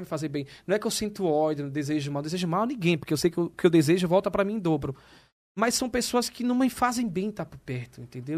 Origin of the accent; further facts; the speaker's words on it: Maceió, Alagoas, Brazil; now in São Paulo, Brazil; eu venho do Nordeste, de Maceió